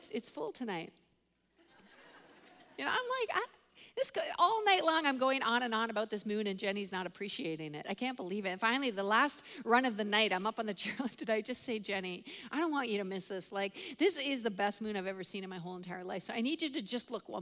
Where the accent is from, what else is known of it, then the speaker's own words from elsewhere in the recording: Canada; I am Canadian